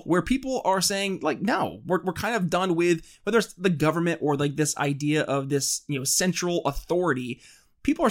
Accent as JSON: {"language": "English", "area": "Thousand Islands area", "region": "upstate New York", "country": "United States", "said": "I'm actually from the country, but more upstate New York area"}